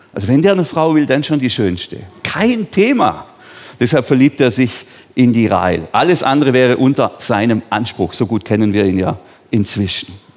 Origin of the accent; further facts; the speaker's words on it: Bambergen, Baden-Württemberg, Germany; Ich bin hier in Bambergen aufgewachsen, also auf einem Hof ganz neben diesem Dorf da unten in Bambergen